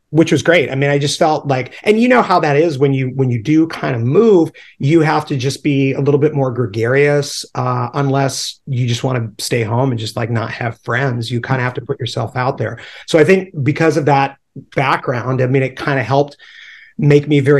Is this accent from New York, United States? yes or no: no; Charleston, South Carolina, United States; born there; in Charleston, South Carolina. So that's right. American by birth, Southern by the grace of God. so yeah, Charleston, South Carolina.